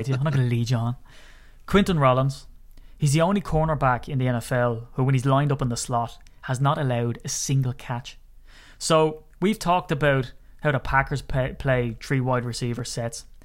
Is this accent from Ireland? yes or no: yes; Ireland; I'm Irish